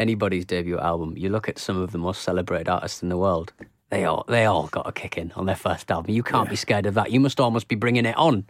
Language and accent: English; the Northeast, North East England, United Kingdom; accent: soft; I've got a very soft accent compared to you, but we're both kind of from the Northeast.